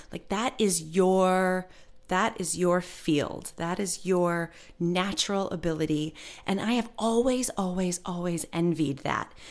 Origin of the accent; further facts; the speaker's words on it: Michigan, United States; moved away as an adult; also born or lived in New York; I moved from Michigan to go to N Y U and I attended college